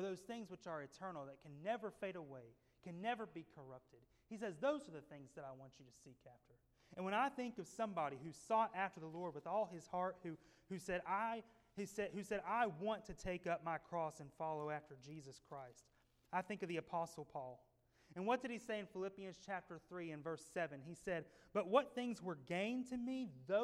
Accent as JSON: {"language": "English", "region": "Tennessee", "country": "United States", "tie": "born or raised there", "said": "growing up in Tennessee as a little boy"}